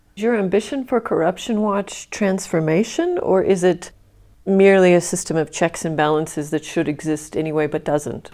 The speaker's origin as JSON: {"language": "English", "country": "United States", "moved": "yes", "lives_now": "South Africa", "said": "as a resident of South Africa, I mean, I personally feel as an American"}